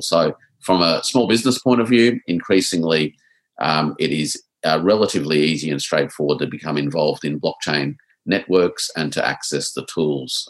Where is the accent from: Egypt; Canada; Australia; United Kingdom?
Australia; us as Australian exporters